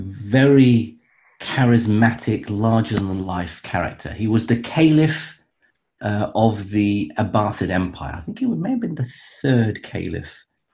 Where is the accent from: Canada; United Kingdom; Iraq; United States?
Iraq; Baghdad, Baghdad Governorate; I was born in Baghdad.